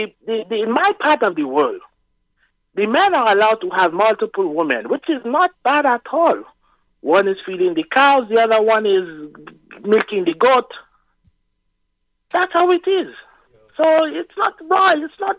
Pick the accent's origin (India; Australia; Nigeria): Nigeria; I am from Nigeria.